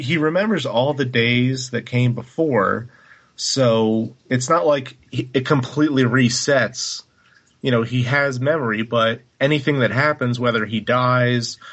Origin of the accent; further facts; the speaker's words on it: United States; an ugly American